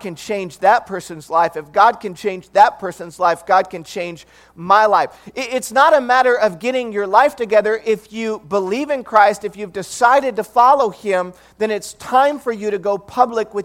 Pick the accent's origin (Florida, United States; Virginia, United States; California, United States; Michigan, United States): Michigan, United States; Detroit; now in Bay Area, United States; I grew up in Detroit, Michigan